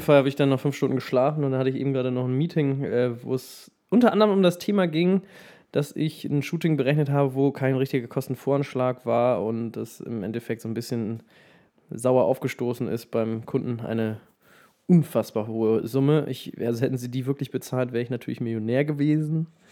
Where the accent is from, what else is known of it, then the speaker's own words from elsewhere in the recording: Melbeck, Lower Saxony, Germany; moved away; Es gibt ein Dorf in der Nähe von Lüneburg, das heißt Melbeck, da bin ich aufgewachsen